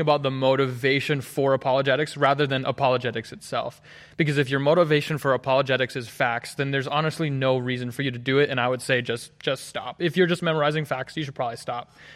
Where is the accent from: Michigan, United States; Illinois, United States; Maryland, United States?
Maryland, United States; Hagerstown; moved away as an adult; now in Collegedale, United States; I'm from Hagerstown, Maryland. Grew up there, born and raised.